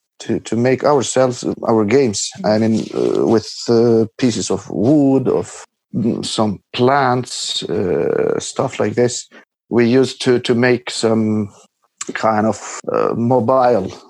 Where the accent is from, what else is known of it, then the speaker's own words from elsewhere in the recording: Patos, Fier County, Albania; English is a second language; moved away; I grew up in the house I am now in, because I came here for the New Year to my parents in Albania. It's a small town called Patos